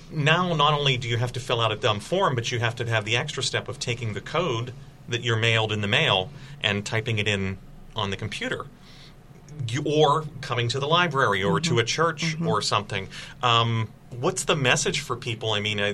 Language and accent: English; McKeesport, Pennsylvania, United States; Mary, from growing up in McKeesport, the last three mayors of McKeesport, I think, have complained that they felt that the city was undercounted.